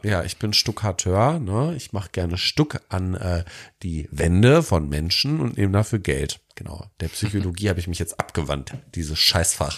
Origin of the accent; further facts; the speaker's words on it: Detmold, North Rhine-Westphalia, Germany; meine, äh, ja, Stadt, wo ich groß geworden bin als Jugendlicher